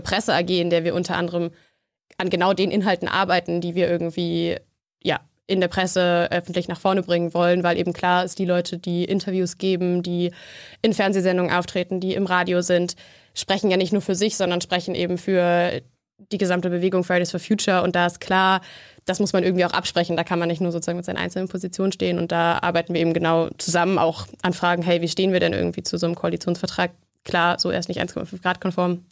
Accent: Berlin, Germany; ich komme aus Berlin

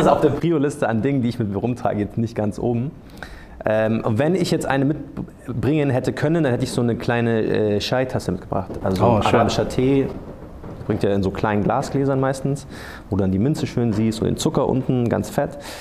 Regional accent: Munich, Bavaria, Germany; ich bin in der Gegend aufgewachsen

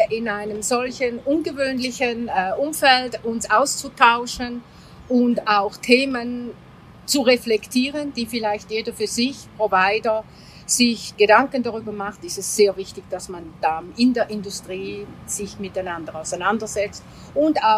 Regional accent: Greece; im Süden, wo ich ja als Griechin herkomme

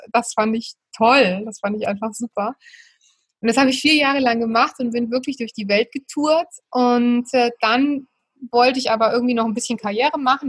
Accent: Germany; ich bin in einem kleinen Dorf im Westerwald aufgewachsen.

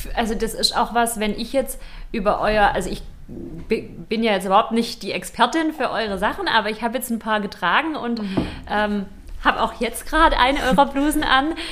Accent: Stuttgart, Baden-Württemberg, Germany; Wir kommen ja aus Stuttgart

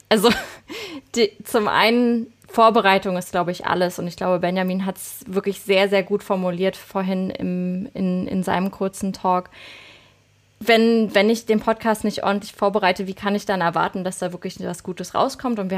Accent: Berlin, Germany; accent: Berlin; dass man extrem hört, äh, wo ich herkomme. Und das wollte ich irgendwann, das habe ich tatsächlich raustrainiert, dass man meinen Berlinern nicht mehr so dolle hört.

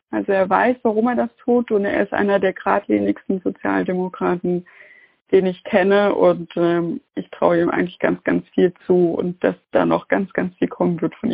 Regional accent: Saxony-Anhalt, Germany; Und ich bin ja Nachwendekind, also ich bin in Sachsen-Anhalt groß geworden und das hat mich schon getroffen.

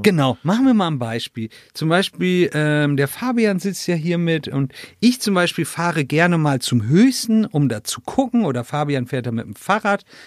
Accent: Northern Germany, Germany; now in Pfrungen, Germany; ich komme ja aus Norddeutschland

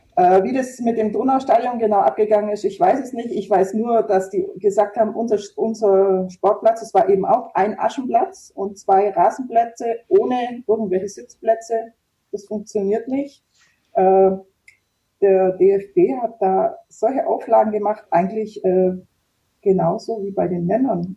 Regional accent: Germany; ich war eben aus der Nähe Ulm

